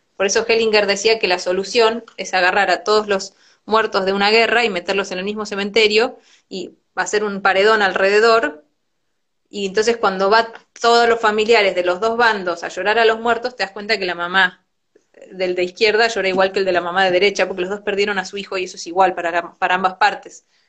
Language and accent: Spanish; Argentina; soy mujer, soy argentina